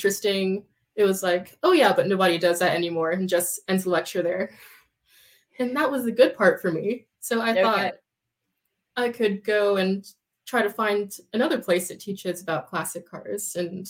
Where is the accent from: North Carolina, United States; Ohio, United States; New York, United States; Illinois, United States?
North Carolina, United States; I went to the Wake Tech Community College in Raleigh. I'm from North Carolina.